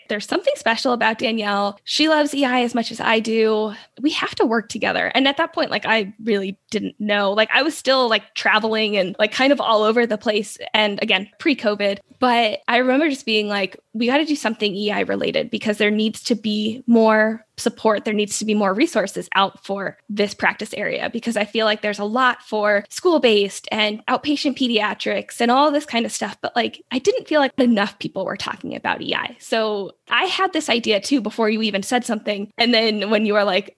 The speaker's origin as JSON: {"language": "English", "town": "Los Angeles", "region": "California", "country": "United States", "said": "I'm from Los Angeles"}